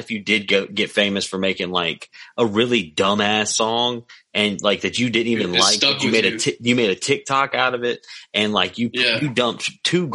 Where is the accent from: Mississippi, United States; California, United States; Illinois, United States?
Mississippi, United States; McComb; also born or lived in Jackson, Mississippi; now in Hattiesburg, United States; I'm from Macomb and I grew up in Macomb, but at one point in time I lived in Jackson, or like 3 points in time I lived in Jackson, and now I live right outside of Hattiesburg, Mississippi